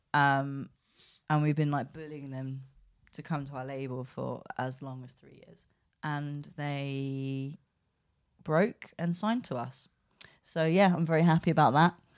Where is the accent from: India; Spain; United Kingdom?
United Kingdom; England; we're from England